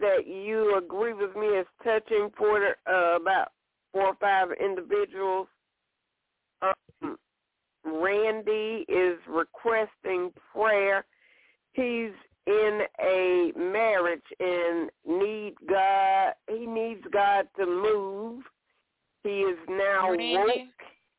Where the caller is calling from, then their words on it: Alabama, United States; Hey, this is … from Alabama, LaShun.